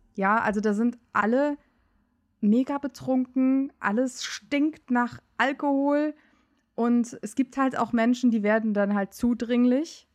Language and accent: German; Euskirchen, North Rhine-Westphalia, Germany; moved away as an adult; now in Cologne, Germany; ich komme äh, aus Euskirchen. In Euskirchen bin ich groß geworden